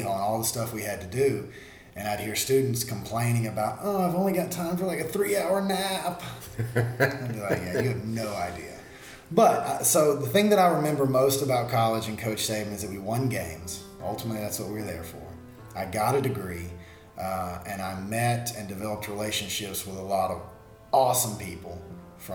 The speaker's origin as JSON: {"language": "English", "town": "Monroe", "region": "Louisiana", "country": "United States", "said": "I'm right here in Monroe."}